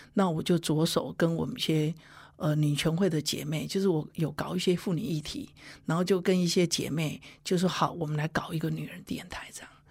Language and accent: Chinese; Huwei, Yunlin County, Taiwan; 我自己因为就土生土长互为人嘛